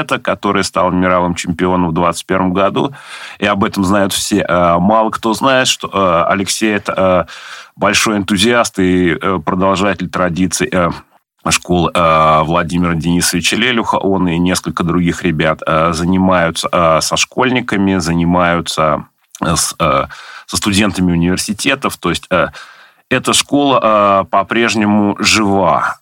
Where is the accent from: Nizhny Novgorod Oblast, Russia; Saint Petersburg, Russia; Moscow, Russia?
Nizhny Novgorod Oblast, Russia; Nizhny Novgorod; Я родился в Нижнем Новгороде, тогда еще в Горьком, в 1976 году, вырос в Заводском районе